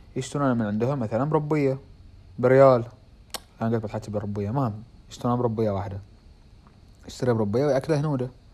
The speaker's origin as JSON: {"language": "Arabic", "country": "Bahrain", "accent": "Bahraini", "said": "انا اتحكى بحريني"}